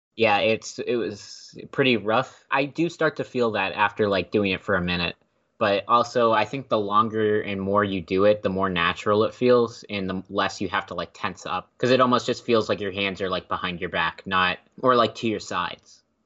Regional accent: Temple, Texas, United States; moved away as an adult; now in Philadelphia, United States; I grew up in Temple, which is about an hour outside of Austin

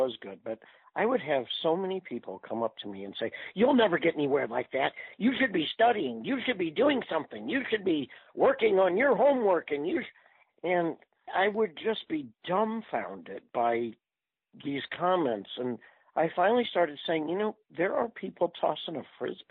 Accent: University City, Missouri, United States; I was raised in University City.

